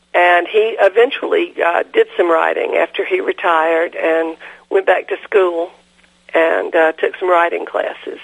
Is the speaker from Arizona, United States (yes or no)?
no; DeKalb County, Georgia, United States; also born or lived in Chattanooga, Tennessee; I was born in Chattanooga, but uh, moved to mm-hmm. DeKalb County, Georgia, when I was five years old. And lived here all my life.